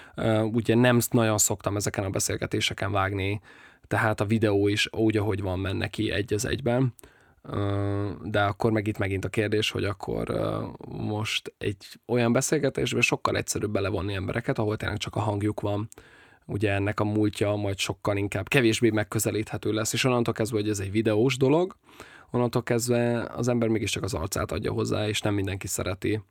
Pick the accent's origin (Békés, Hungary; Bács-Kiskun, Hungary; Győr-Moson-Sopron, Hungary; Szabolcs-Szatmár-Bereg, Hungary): Szabolcs-Szatmár-Bereg, Hungary; Nyíregyháza; moved away as an adult; also born or lived in Budapest; A barátnőmmel mindketten nyíregyháziak vagyunk